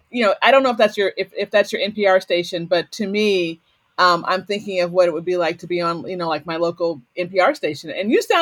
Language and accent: English; Waterbury, Connecticut, United States; So I'm from the Waterbury